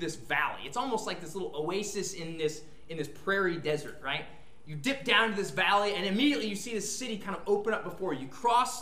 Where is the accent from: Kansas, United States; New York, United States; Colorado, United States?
Kansas, United States; Manhattan; moved away; I'm from Manhattan, Kansas.